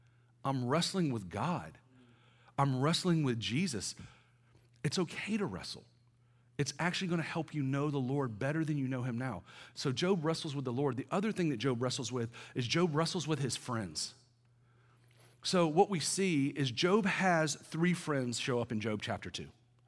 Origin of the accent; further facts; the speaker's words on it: the South, United States; now in Atlanta, United States; I'm from the South, right? I don't know what y'all consider DC, but I'm like deep South.